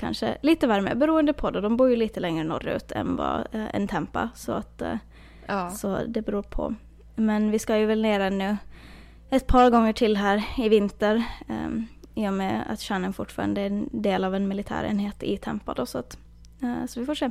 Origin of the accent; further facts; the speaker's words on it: Åland Islands; now in Florida, United States; hemma på Åland